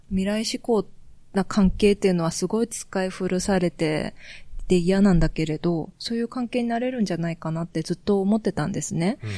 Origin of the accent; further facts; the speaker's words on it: South Korea; Japanese is a second language; でも私もやっぱり韓国人として、ちょっと引っかかったのは